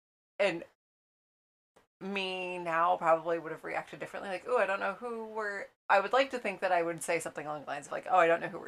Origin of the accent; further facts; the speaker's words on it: 30 minutes from Groveland, central Florida, United States; I am from middle of the state, Florida.